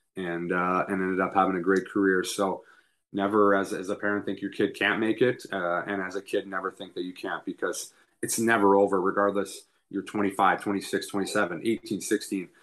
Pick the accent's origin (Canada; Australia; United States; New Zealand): Canada; as a Canadian kid